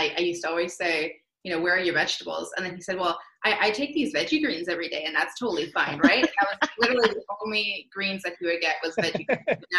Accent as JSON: {"language": "English", "town": "Ottawa", "region": "Ontario", "country": "Canada", "moved": "as an adult", "lives_now": "Port Orange, United States", "said": "I'm from Ottawa, Canada."}